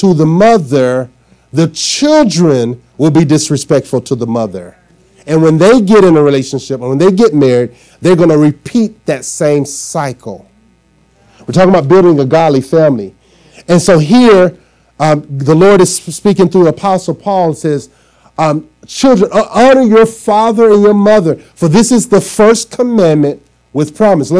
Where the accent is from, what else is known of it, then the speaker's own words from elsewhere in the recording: Arkansas, United States; now in Trenton, United States; I'm from down south, and we say yes, sir, no, sir, yes, ma'am, no, ma'am. And when I moved from Arkansas to New Jersey, I moved right into Trenton